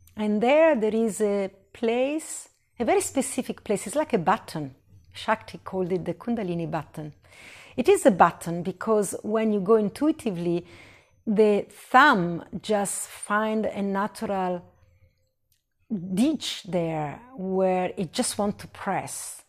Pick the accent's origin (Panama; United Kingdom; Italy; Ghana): Italy; moved away; I was born in Italy